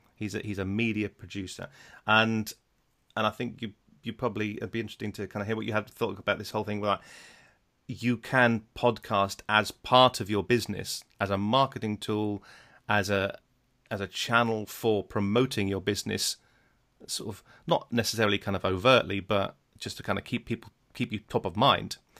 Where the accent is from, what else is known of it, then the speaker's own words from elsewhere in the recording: Netherlands; moved away; I was brought up in Holland